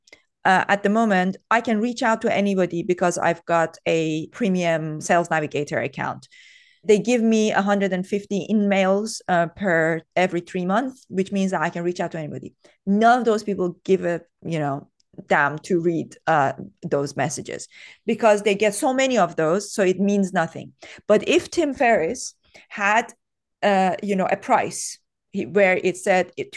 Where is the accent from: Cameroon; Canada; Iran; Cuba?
Iran; Tehran, Tehran Province; English is a second language; I was brought up in Tehran